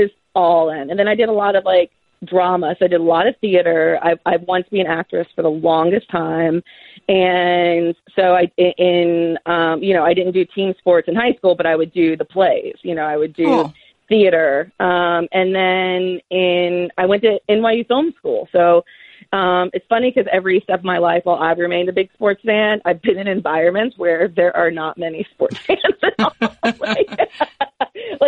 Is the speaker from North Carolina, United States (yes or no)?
yes; Greensboro, North Carolina, United States; I'm from Greensboro